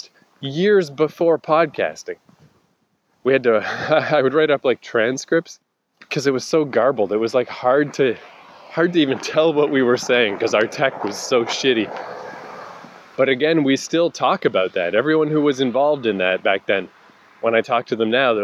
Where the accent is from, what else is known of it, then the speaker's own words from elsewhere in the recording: Fredericton, New Brunswick, Canada; moved away; my hometown, it's Fredericton, New Brunswick